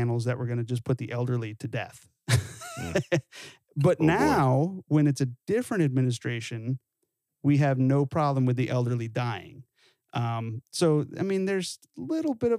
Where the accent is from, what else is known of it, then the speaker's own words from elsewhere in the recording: California, United States; growing up in California